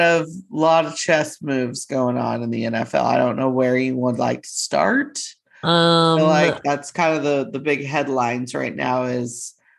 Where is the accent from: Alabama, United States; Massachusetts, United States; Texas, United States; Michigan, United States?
Texas, United States; we're from a stupid small town that nobody, a lot of people have never heard of.